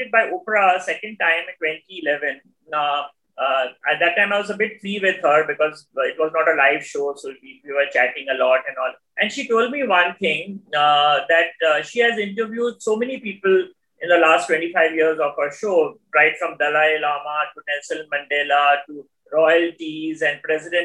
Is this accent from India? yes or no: yes; India